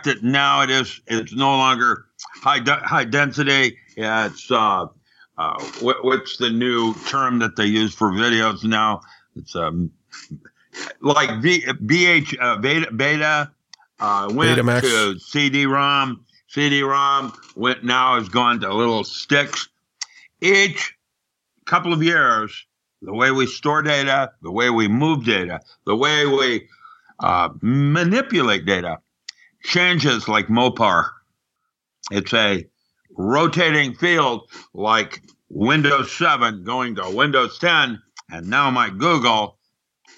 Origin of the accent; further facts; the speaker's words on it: Seattle, Washington, United States; moved away as an adult; I remember growing up in Seattle when Boeing was the primary company